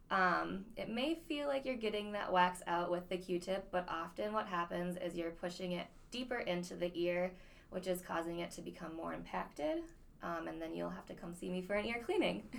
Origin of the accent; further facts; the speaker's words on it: Grand Forks, North Dakota, United States; moved away as an adult; now in Fergus Falls, United States; I'm born and raised in Grand Forks, uh, North Dakota